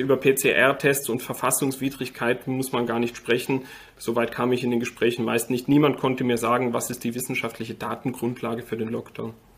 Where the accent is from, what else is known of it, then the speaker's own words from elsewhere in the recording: Austria; now in Germany; Ich war Österreicher bis vor sechs Wochen. Ich bin jetzt Deutscher eingebürgert